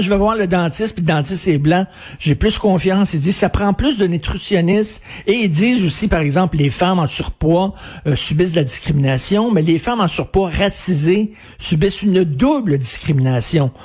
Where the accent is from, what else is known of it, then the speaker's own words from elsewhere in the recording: Quebec, Canada; je suis un Québécois de souche